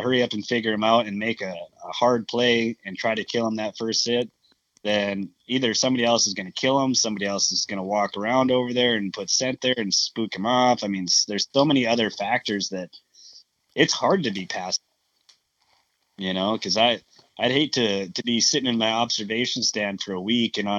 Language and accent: English; North Dakota, United States; I'm from North Dakota.